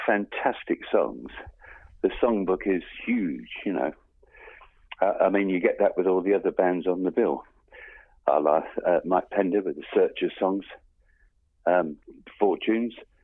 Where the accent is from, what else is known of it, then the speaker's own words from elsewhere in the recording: Bournemouth, South West England, United Kingdom; moved away; also born or lived in London; I was born in Bournemouth and then started in bands, as you do, moved up to London